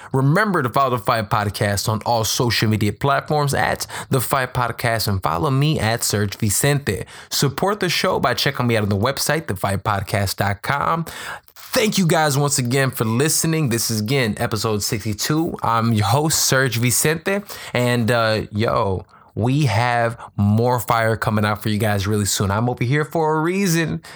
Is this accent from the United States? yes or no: yes; Chicago, Illinois, United States; We're Midwest boys. Um, I'm from Chicago.